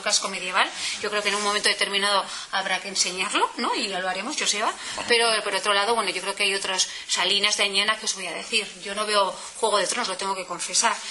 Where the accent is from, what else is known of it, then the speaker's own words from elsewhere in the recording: Vitoria-Gasteiz, Basque Country, Spain; las personas que somos de Victoria